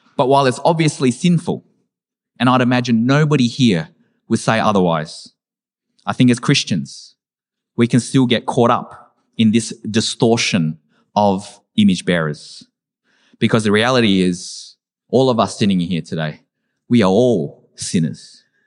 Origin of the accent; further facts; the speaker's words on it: Australia; as an Australian-born Vietnamese person